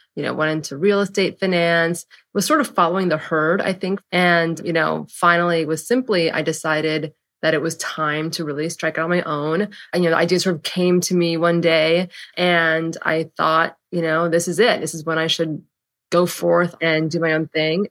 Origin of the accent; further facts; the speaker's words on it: San Francisco, California, United States; moved away as an adult; now in New York, United States; I'm from San Francisco. went to college on the East Coast, and then moved to New York.